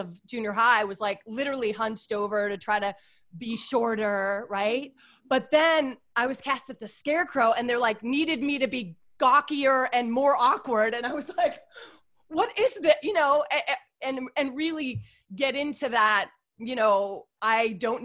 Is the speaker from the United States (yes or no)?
yes; Chicago, Illinois, United States; moved away as an adult; also born or lived in Indiana; now in Los Angeles, United States; I grew up in Chicago, the suburbs of Chicago, sort of where all the John Hughes movies were made